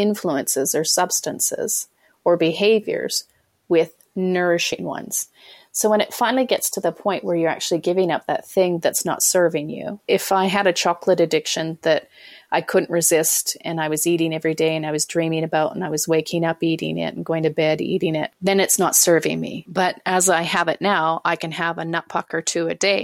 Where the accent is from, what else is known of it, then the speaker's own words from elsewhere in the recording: Canada; I'm Canadian. I live in Canada.